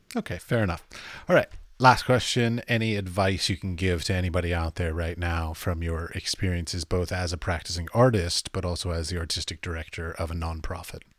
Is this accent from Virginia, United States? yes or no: yes; Arlington, Virginia, United States; moved away as an adult; now in Europe; I grew up in Arlington